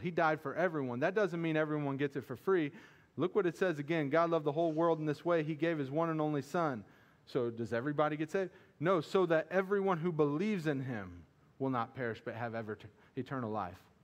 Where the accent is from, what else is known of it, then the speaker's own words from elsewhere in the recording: Missouri, United States; I'm from Missouri too. I don't pronounce things right